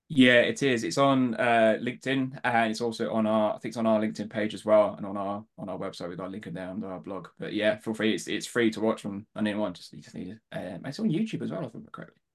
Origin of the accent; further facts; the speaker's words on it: Devon, South West England, United Kingdom; accent: Southern; moved away; I was born, born down south, grew up in Devon